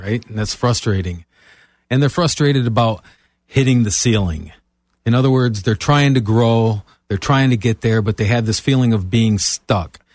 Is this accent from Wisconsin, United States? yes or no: no; Michigan, United States; moved away as an adult; now in Florida, United States; I'm originally from Michigan